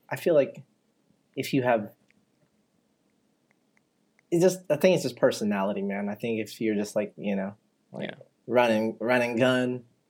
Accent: Nevada, United States; moved away as an adult; now in Washington, United States; I grew up in Nevada, man, you know, and there's gambling everywhere.

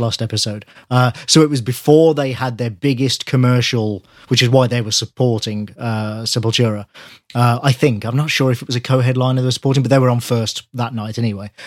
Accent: near Wales, England, United Kingdom; I grew up near Wales

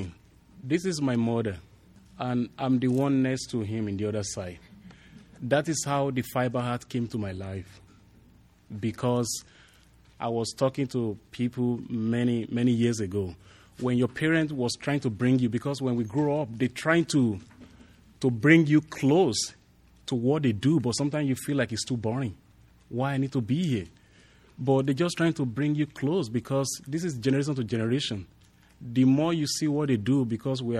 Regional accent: Osogbo, Osun, Nigeria; also born or lived in Ofatedo, Nigeria; now in Santa Fe, United States; where I grew up in Osogbo is center of art and culture

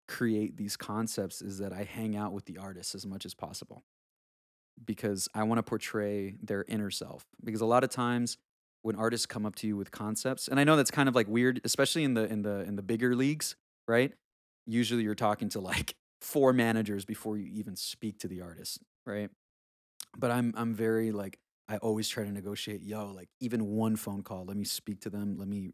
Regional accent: South Carolina, United States; especially growing up in South Carolina, which is kind of funny.

